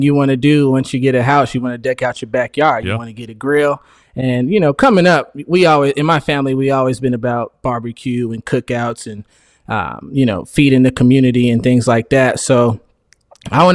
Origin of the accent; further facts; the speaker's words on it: Phoenix, Arizona, United States; I'm from Phoenix, Arizona